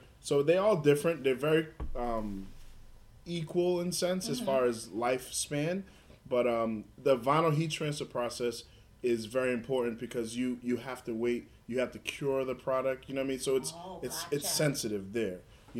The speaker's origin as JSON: {"language": "English", "town": "Somerville", "region": "Massachusetts", "country": "United States", "tie": "born or raised there", "said": "it's one of those things that me growing up in Somerville, I always wanted to kind of be respected in the light of people."}